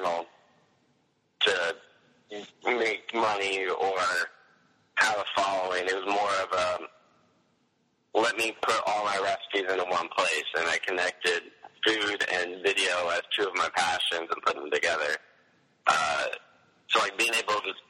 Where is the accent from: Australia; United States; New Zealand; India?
Australia; I'm a YouTuber from Australia